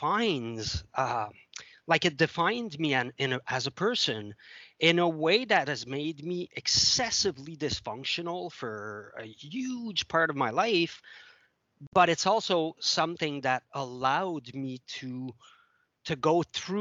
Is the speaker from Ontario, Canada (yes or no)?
no; Montreal, Quebec, Canada; first language French; English is a second language; moved away; also born or lived in Ottawa; I grew up in Montreal